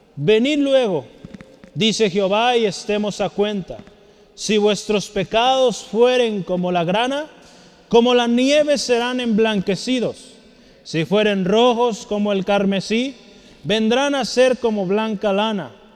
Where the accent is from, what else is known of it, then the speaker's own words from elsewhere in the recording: Mexico; Como mexicanos